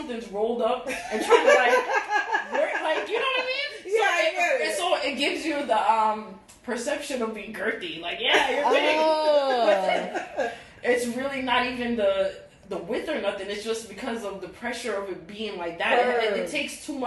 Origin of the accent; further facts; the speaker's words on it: New York, United States; also born or lived in Jamaica; now in Florida, United States; I'm Jamaican. Born in Jamaica, raised in New York